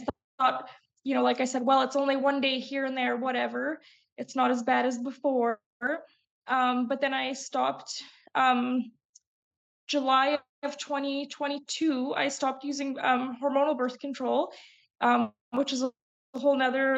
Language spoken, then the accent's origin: English; Calgary, Alberta, Canada; now in Vancouver Island, Canada; I grew up in Alberta, which in Calgary, Alberta, is actually really notorious for weather-related migraines